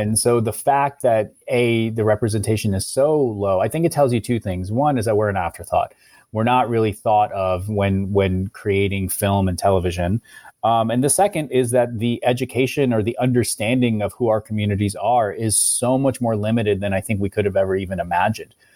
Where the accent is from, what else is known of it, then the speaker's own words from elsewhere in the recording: Ohio, United States; I, I was a, a, a, a kid from, in, growing up in Ohio